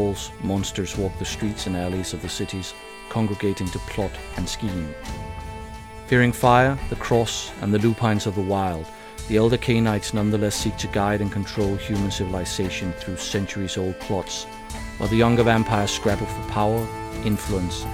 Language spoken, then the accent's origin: English; Denmark; I'm from Denmark